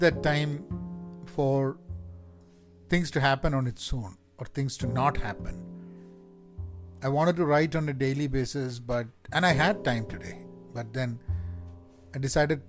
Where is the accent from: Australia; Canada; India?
India; Kozhikode, Kerala; accent: Kerala Calicut colloquial Malayalam; first language Malayalam; English is a second language; Malayalam being my first language, though I have learned English and spoken English even as a kid, I feel more comfortable at home when I speak Malayalam, not even Malayalam, but Malayalam in that typical Kerala, you know, Calicut colloquial language or the accent.